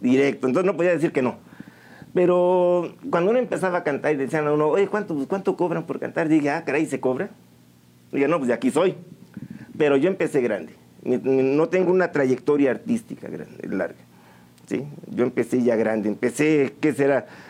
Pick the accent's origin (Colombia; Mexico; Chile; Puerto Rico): Mexico; San Juan del Río, Querétaro; moved away; Originario de aquí, de San Juan del Río, desde mis tatarabuelos. Soy sanjuanense, orgullosamente sanjuanense para todos ustedes, eh, desde siempre. Aunque mm, no siempre estuve aquí